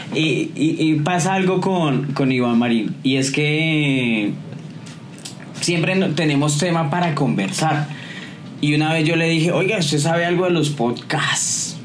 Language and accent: Spanish; Colombia